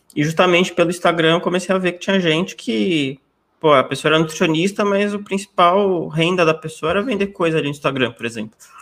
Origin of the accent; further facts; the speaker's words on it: São Paulo, Brazil; eu sou aqui de São Paulo, capital, nasci aqui, continuo aqui até hoje